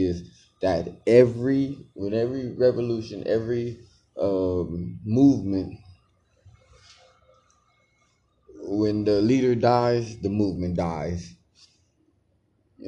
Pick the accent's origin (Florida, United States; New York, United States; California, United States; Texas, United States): California, United States; Los Angeles; growing up in Los Angeles, California